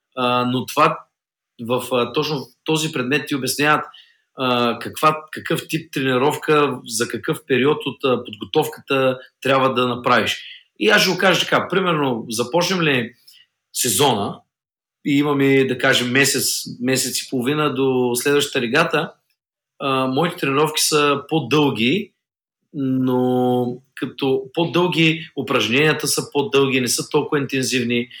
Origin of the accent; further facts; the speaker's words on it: Bulgaria; аз съм от България